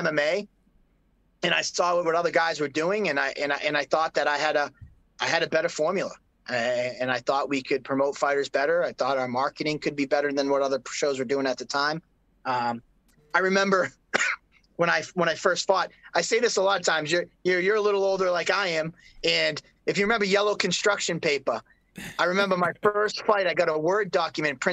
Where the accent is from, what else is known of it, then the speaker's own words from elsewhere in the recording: Brockton, Massachusetts, United States; I grew up in Brockton.